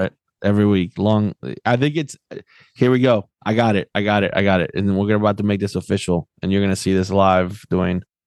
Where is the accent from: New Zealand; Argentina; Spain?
Argentina; moved away; growing up in Argentina